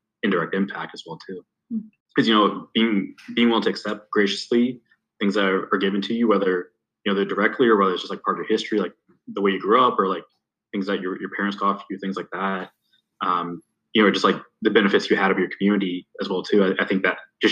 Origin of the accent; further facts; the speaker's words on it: Youngstown, Ohio, United States; growing up in Youngstown